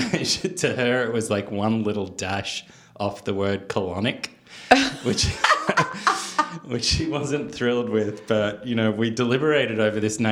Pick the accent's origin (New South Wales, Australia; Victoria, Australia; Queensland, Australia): Victoria, Australia; Melbourne; moved away as an adult; also born or lived in New York / Napa Valley; now in Napa, United States; I come from Melbourne, which is probably the food capital of Australia.